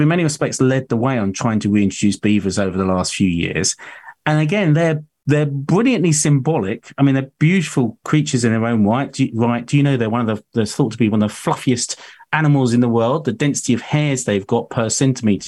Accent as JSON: {"language": "English", "town": "Hornchurch", "region": "London", "country": "United Kingdom", "tie": "born or raised there", "also_born_or_lived": "Rainham, Essex", "said": "I was born in Raynham in Essex, and then actually grew up in Hornchurch."}